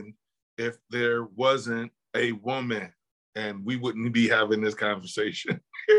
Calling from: Buffalo, New York, United States; I am calling from Buffalo, New York.

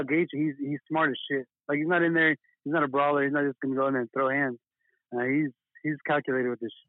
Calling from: Austin, Texas, United States; from Who's On Call, and I'm calling from Austin, Texas.

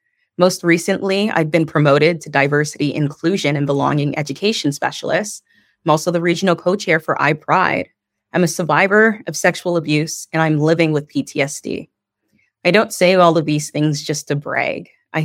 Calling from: Toronto, Ontario, Canada; Today, I'm calling in from Niagara Falls instead of where I'm usually residing, which is in Toronto.

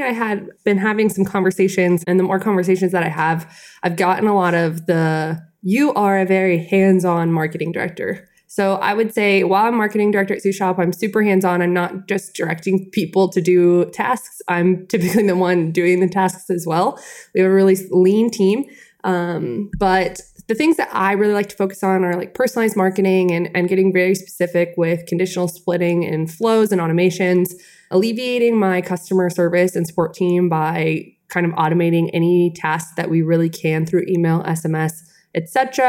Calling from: Atlanta, Georgia, United States; I'm calling in from Atlanta, Georgia. Our suit shop is not in Atlanta, Georgia, but that's where I am.

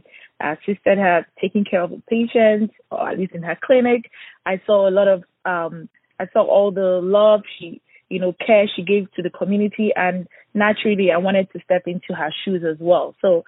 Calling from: Houston, Texas, United States; I'm actually calling from Houston, Texas.

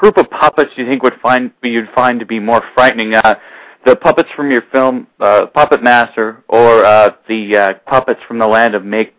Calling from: Canada; I'm calling from Canada

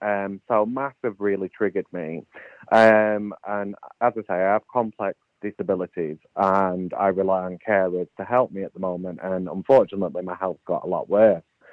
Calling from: Ashton-under-Lyne, North West England, United Kingdom; I'm calling from Ashton-under-Lyne in Manchester.

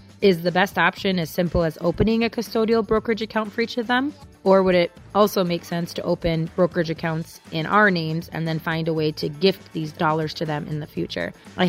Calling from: Minnesota, United States; from Minnesota.

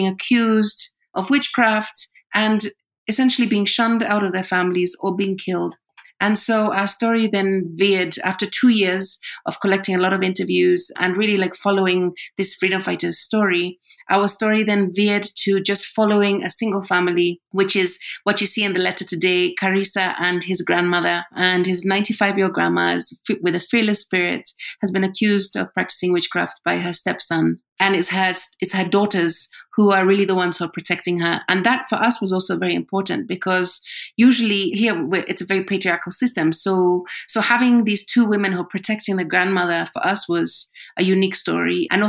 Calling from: Nairobi, Kenya; Yeah, we're calling in from Nairobi, Kenya.

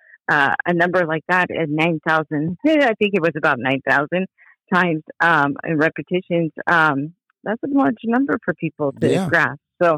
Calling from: Belford, Washington, United States; I'm calling from Belford, Washington.

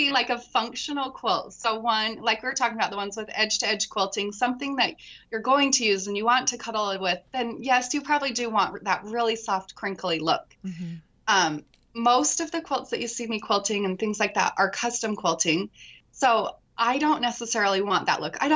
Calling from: Utah, United States; I'm in Utah, southern Utah.

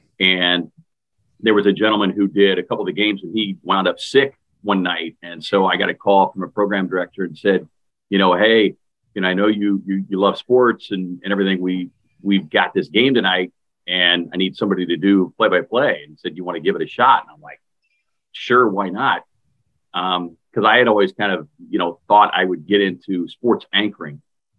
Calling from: Alexandria, Virginia, United States; I am checking in from the East Coast, Alexandria, Virginia, to be specific.

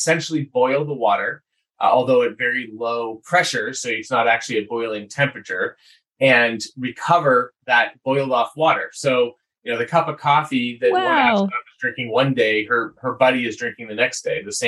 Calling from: Boulder, Colorado, United States; I'm talking from Boulder, Colorado, where I actually went to school here.

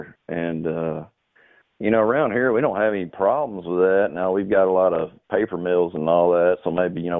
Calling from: Texarkana, Texas, United States; I'm from Texarkana, Texas.

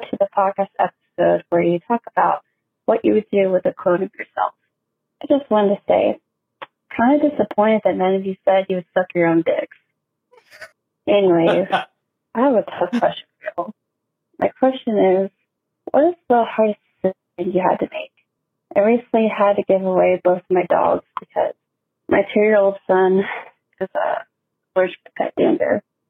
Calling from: Fort Worth, Texas, United States; Hey guys. … from Fort Worth, Texas.

